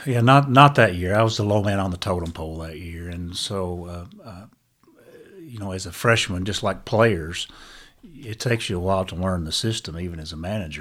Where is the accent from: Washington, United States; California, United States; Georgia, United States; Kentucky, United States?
Kentucky, United States; Breathitt County; I was from Breathitt